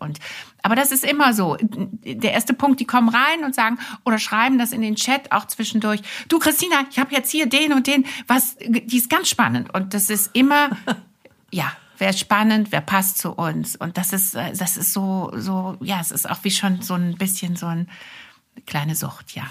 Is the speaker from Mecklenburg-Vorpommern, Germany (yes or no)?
no; Wuppertal, North Rhine-Westphalia, Germany; also born or lived in France; now in Hamburg, Germany; ich bin im Wuppertal geboren